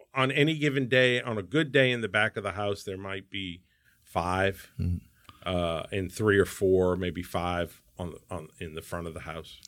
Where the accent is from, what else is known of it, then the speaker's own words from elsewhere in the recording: New Orleans, Louisiana, United States; now in Houston, United States; I come from New Orleans where you know everything is tarnished and old and in this city everything's shiny and new